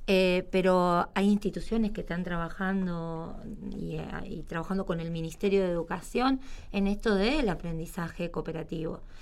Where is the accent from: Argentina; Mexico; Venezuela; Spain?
Argentina; Córdoba; soy cordobesa y mi secundario me brindó ya hace 30 años atrás esta educación